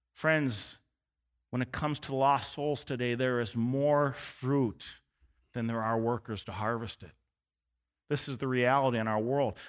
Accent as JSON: {"language": "English", "country": "United States", "said": "I'm from America"}